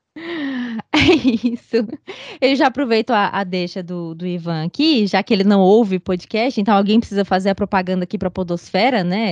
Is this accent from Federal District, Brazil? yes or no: yes; Sobradinho, Federal District, Brazil; eu morei na região rural de Sobradinho